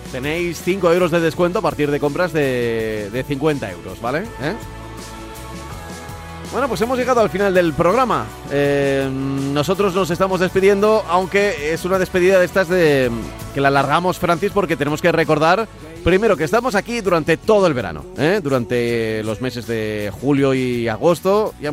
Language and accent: Spanish; Manacor, Balearic Islands, Spain; soy natural de Manacor